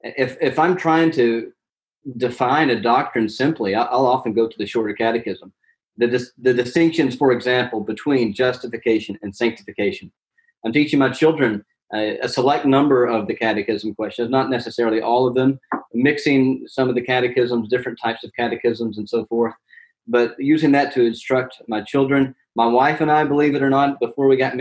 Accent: Alabama, United States; moved away as an adult; also born or lived in Orlando, Florida / Edinburgh, Scotland; now in Philadelphia, United States; I'm from Alabama, and I went to college in Birmingham at Samford University

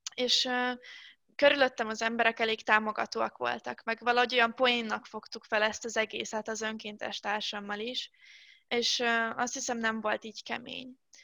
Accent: Szeged, Csongrád-Csanád, Hungary; moved away; Én otthon Szegeden

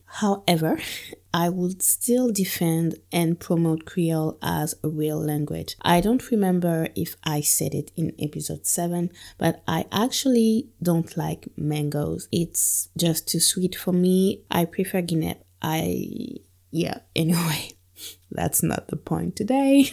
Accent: Guadeloupe; also born or lived in continental France; now in France; I was born and raised in Guadeloupe.

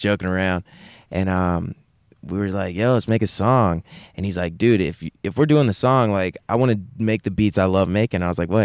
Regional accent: Wake Forest, North Carolina, United States; also born or lived in Raleigh; I was born in Raleigh, raised in Wake Forest

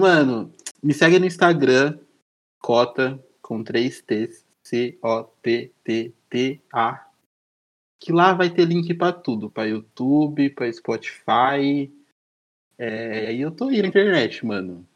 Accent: São Joaquim da Barra, São Paulo, Brazil; moved away; lá onde eu nasci, lá em São Joaquim da Barra

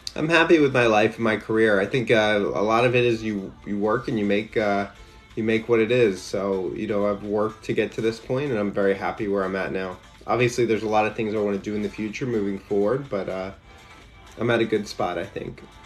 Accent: Louisiana, United States; moved away; also born or lived in Shreveport / New Orleans; I grew up in Louisiana

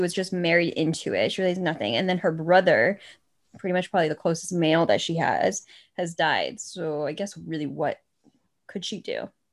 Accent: Massachusetts, United States; we are from Massachusetts because we know how to pronounce Gloucester

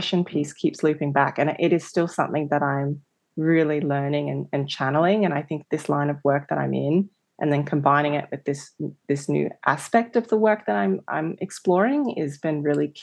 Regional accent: Australia; I grew up in Australia as a mixed race girl

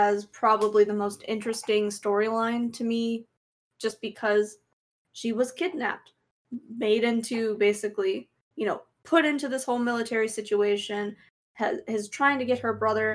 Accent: Chicago, Illinois, United States; I grew up in the Midwest, not necessarily cornfield Midwest, Chicago Midwest

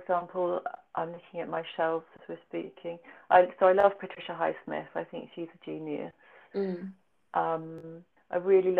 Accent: United Kingdom; I'm a British woman, you know, I'll get it wrong if I try and write about this place.

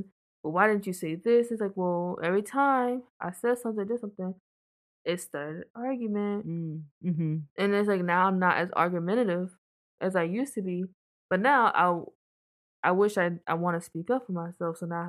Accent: Virginia, United States; I'm from Virginia.

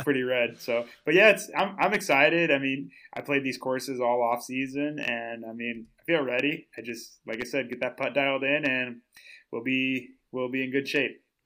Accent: Minnesota, United States; moved away; I'm, I'm from Minnesota, so, like, that's where I used to live

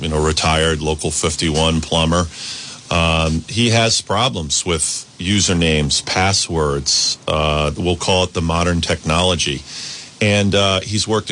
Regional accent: East Greenwich, Rhode Island, United States; I grew up in East Greenwich. I went to East Greenwich High School

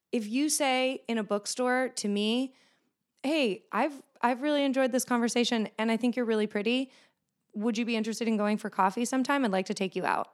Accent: Boston, Massachusetts, United States; we're both from Boston

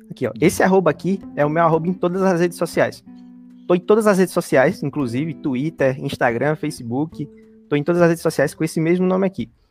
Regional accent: Paulo Afonso, Bahia, Brazil; Não, é, eu não saí de Paulo Afonso até completar os meus 18 anos.

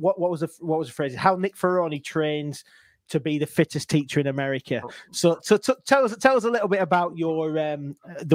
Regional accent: the north of England, United Kingdom; accent: Northern; I've got this dulcet Northern tone. Dan doesn't think I'm even Northern because I'm like probably 100 miles south of where Dan is, and so therefore he thinks I'm in the Midlands

